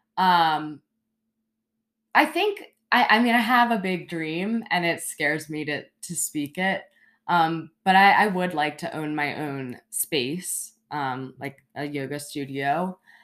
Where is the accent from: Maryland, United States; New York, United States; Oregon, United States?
Maryland, United States; Baltimore; moved away as an adult; now in Charleston, United States; I grew up in Baltimore, Maryland